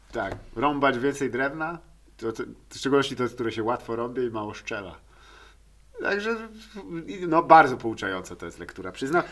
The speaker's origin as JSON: {"language": "Polish", "region": "Lower Silesian Voivodeship", "country": "Poland", "said": "Dolnośląskie, skąd pochodzę"}